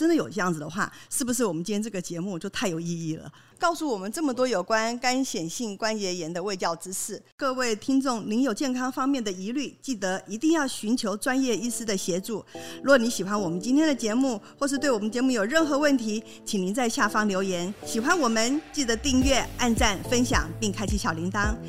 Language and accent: Chinese; Taiwan; born there; 哦，我觉得我们生在台湾真的太棒了